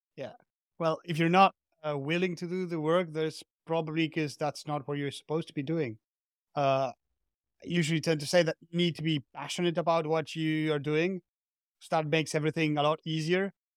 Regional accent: Argentina; moved away as an adult; now in France; I'm from Argentina, but I'm currently living in France.

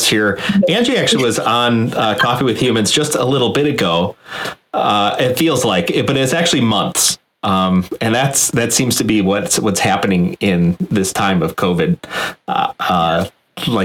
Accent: Northern Illinois, United States; I'm from Northern Illinois, and I never left

